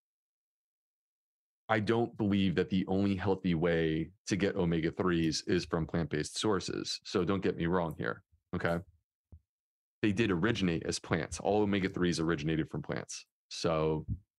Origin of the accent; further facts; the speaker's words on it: Northeast, United States; now in Charleston, United States; I grew up in the Northeast, like close to New York City.